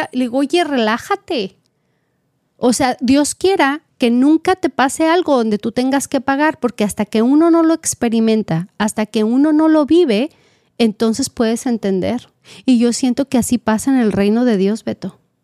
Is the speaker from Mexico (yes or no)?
yes; Mexico; now in California, United States; yo como mexicana, pues así me educaron